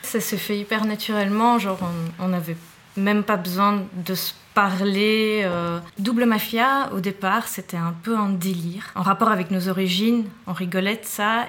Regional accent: Naples, Campania, Italy; now in Belgium; je viens de Naples

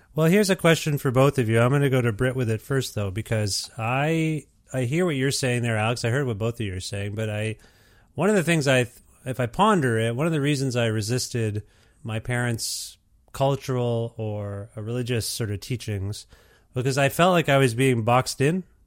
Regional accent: Canada; I'm first generation, uh, Canadian here

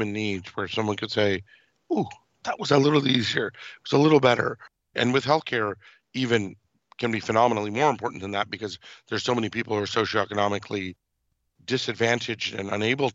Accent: Irvine, California, United States; also born or lived in Mumbai, India; I was born in Mumbai, India. I had the privilege of growing up in South Orange County, California, and Irvine.

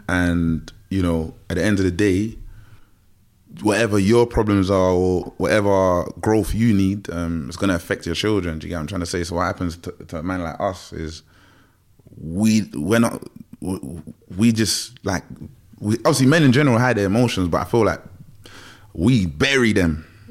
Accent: London, United Kingdom; growing up in Tottenham

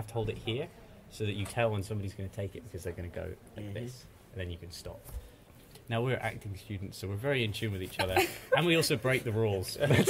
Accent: Bristol, South West England, United Kingdom; from Bristol.

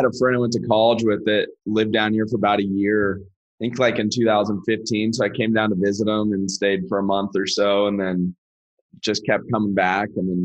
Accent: Sacramento, California, United States; I'm from Sacramento originally, and that's where I started investing

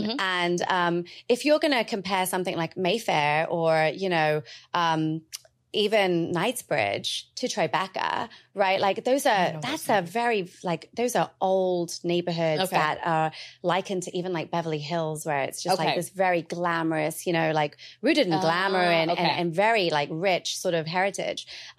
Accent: India; I mean, she's Israeli, I'm Indian.

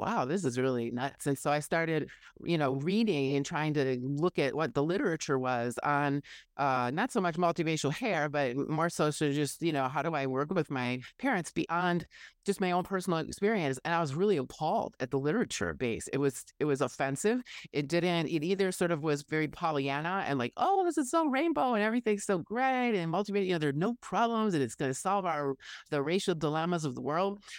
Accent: Oshkosh, Wisconsin, United States; moved away; also born or lived in Madison, Wisconsin; my hometown of Oshkosh

